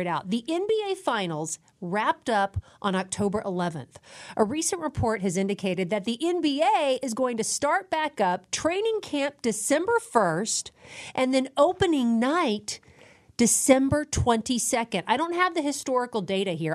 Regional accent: Dallas, Texas, United States; I grew up in Dallas

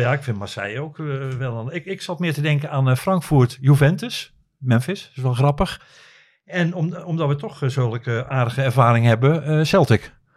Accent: Netherlands; ik kom uit Nederland

